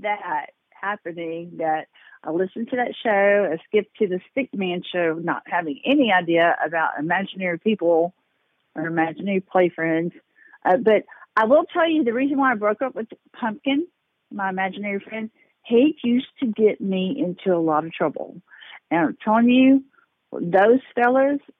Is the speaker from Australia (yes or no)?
no; Texas, United States; I am from Texas